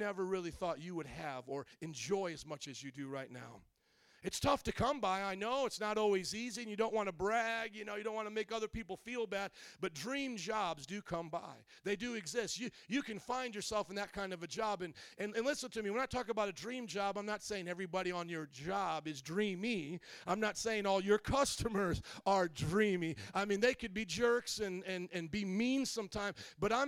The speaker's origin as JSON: {"language": "English", "region": "Indiana", "country": "United States", "tie": "born or raised there", "also_born_or_lived": "New Orleans", "moved": "as an adult", "lives_now": "Chicago, United States", "said": "my hometown, from Indiana"}